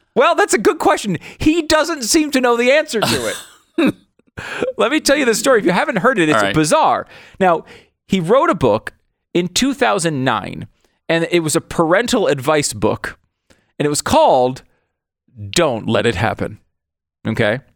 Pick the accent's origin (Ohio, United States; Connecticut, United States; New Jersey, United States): Connecticut, United States; moved away; also born or lived in New York; I was born in New York. I mm. grew up in Connecticut